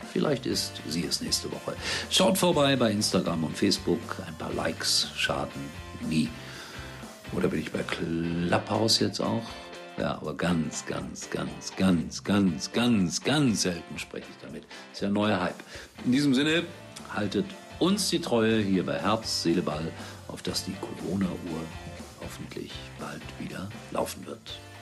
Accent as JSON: {"language": "German", "town": "Gelsenkirchen", "region": "North Rhine-Westphalia", "country": "Germany", "tie": "born or raised there", "moved": "yes", "said": "ich bin dort zur Welt gekommen. Das ist meine Heimat"}